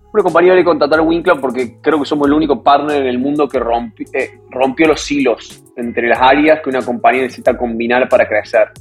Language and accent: Spanish; Córdoba, Argentina; moved away as an adult; now in New York, United States; soy de Córdoba